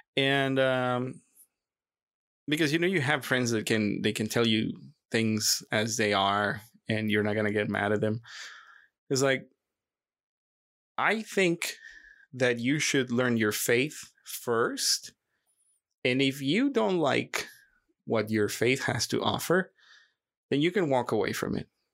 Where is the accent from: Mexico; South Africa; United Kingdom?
Mexico; Monterrey, Nuevo León; I was born in Monterrey, Mexico, and, um, in a Catholic family